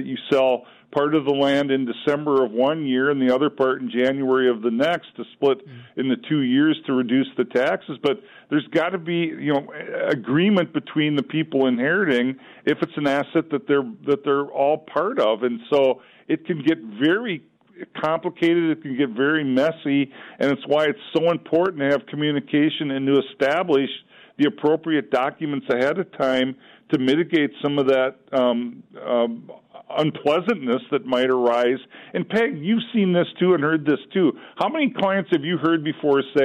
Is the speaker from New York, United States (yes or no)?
no; Olivia, Minnesota, United States; moved away; I'm originally from Olivia in Renville County in Minnesota, farm country